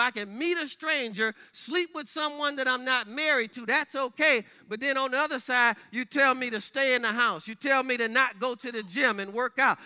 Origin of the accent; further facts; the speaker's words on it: Michigan, United States; my home state of Michigan